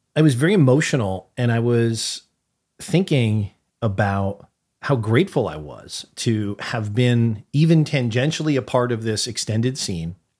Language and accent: English; New Haven, Connecticut, United States; the social life in New Haven, Connecticut, which encompassed I don't know how many high schools, like, the scene that I grew up